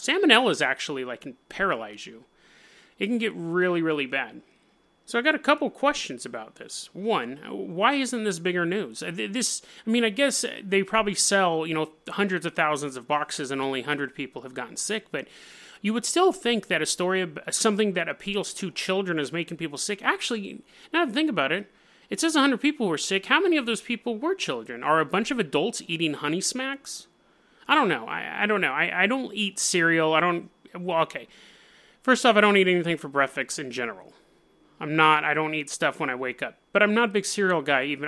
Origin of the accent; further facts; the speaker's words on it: Oregon, United States; I'm from Oregon